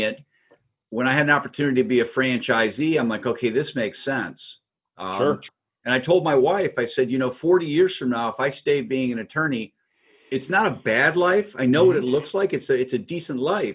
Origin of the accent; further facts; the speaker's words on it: Upper Peninsula of Michigan, United States; moved away as an adult; also born or lived in Wisconsin; now in Ohio, United States; I grew up in the Upper Peninsula of Michigan